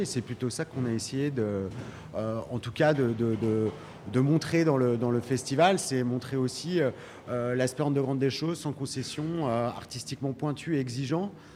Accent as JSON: {"language": "French", "town": "Lyon", "region": "Auvergne-Rhône-Alpes", "country": "France", "said": "je viens de Lyon"}